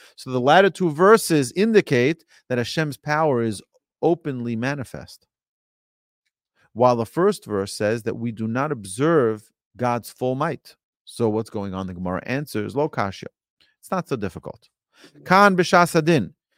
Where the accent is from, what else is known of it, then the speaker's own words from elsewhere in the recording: New York City, New York, United States; when I grew up in New York City, in Brooklyn, New York